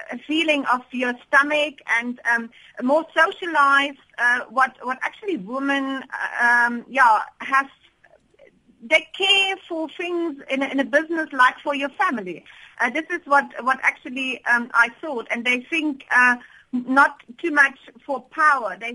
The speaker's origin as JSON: {"language": "English", "country": "Germany", "second_language": "English", "moved": "as an adult", "lives_now": "South Africa", "said": "I'm calling from Germany, but I live in South Africa for almost 20 years, and I'm doing business in both worlds."}